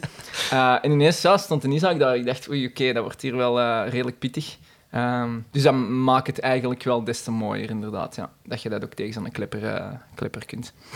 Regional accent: Lint, Flanders, Belgium; ik ben zelf afkomstig uit de Zuidrand, uit Lint

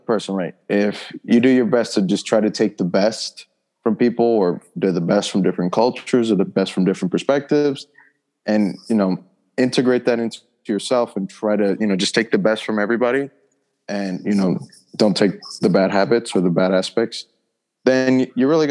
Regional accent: New York, United States; I was raised and born in New York

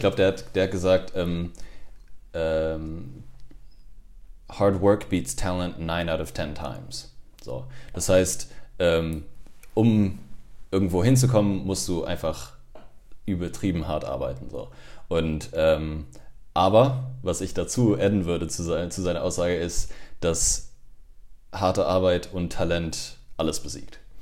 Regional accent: Cologne, North Rhine-Westphalia, Germany; also born or lived in Montreal, Canada; Ich bin im Prinzip in Köln groß geworden, bin Gölsche Jung

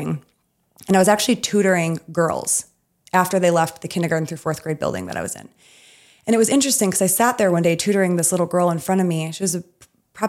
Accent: Midwest, United States; I'm from the Midwest

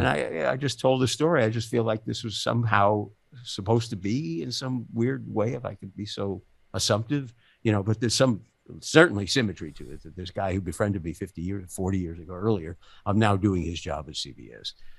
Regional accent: New York City, New York, United States; I grew up in the Bronx

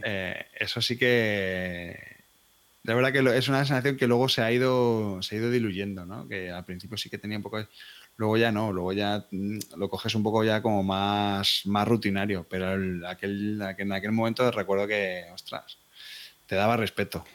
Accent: Madrid, Community of Madrid, Spain; Soy de Madrid

